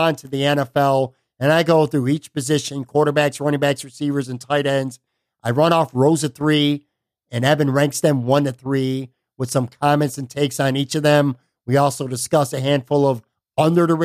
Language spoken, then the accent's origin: English; Buffalo, New York, United States; now in Lakewood Ranch, United States; my hometown, Buffalo, the 716